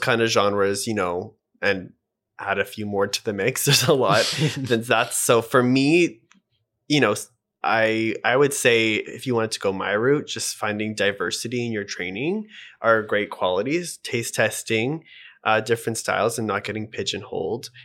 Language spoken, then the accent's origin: English; Edmonton, Alberta, Canada; also born or lived in Vancouver, Canada; now in Toronto, Canada; I'm from Edmonton, but I moved to Vancouver